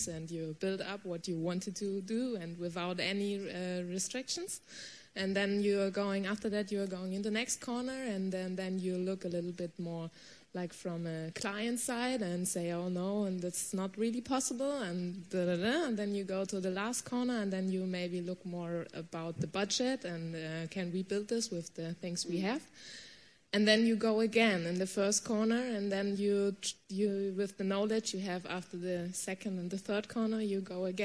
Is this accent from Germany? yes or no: yes; Germany; English is a second language; I'm from Germany